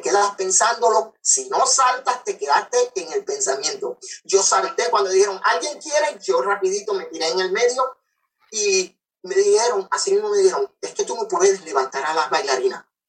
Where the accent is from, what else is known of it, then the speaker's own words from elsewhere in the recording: Ponce, Puerto Rico; also born or lived in Coamo, Puerto Rico; yo soy natural de Ponce, Puerto Rico, y adoptado en la ciudad de Coamo, Puerto Rico.